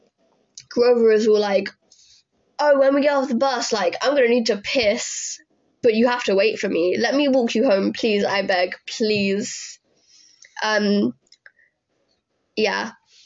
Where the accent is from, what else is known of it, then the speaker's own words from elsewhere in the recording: England, United Kingdom; I'm British